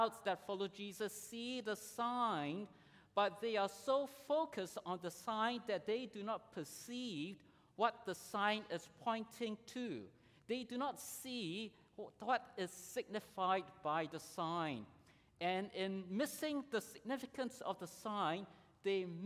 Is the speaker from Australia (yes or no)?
no; Singapore; I grew up in Singapore in the 70s